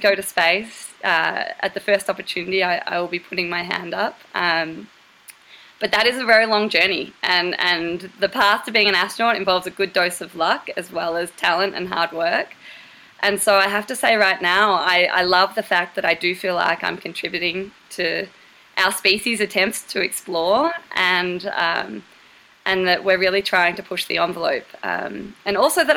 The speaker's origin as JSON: {"language": "English", "town": "Torquay", "region": "Victoria", "country": "Australia", "tie": "born or raised there", "moved": "as an adult", "said": "I grew up in Torquay, Australia"}